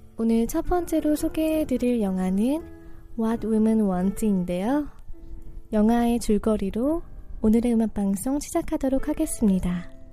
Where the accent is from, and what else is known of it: South Korea; moved away as an adult; also born or lived in Boston, United States; now in New York, United States